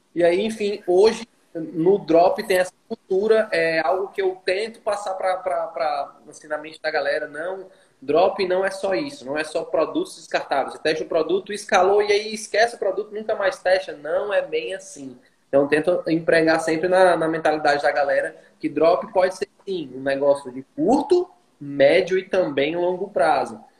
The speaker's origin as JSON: {"language": "Portuguese", "town": "Fortaleza", "region": "Ceará", "country": "Brazil", "tie": "born or raised there", "moved": "as an adult", "lives_now": "Teresina, Brazil", "said": "eu sou natural de Fortaleza, é, nordestino nato aí, com muito orgulho, e atualmente eu moro em Teresina, Piauí"}